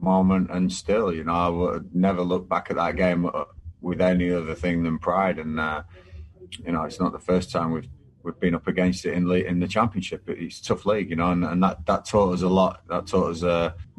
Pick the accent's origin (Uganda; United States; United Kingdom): United Kingdom; Blackburn, North West England; moved away; it's my hometown